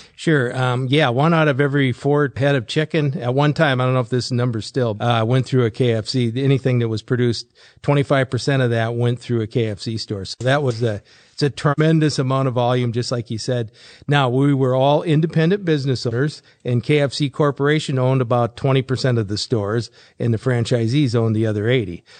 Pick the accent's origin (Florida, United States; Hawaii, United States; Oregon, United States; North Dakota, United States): North Dakota, United States; Fargo; I grew up in Fargo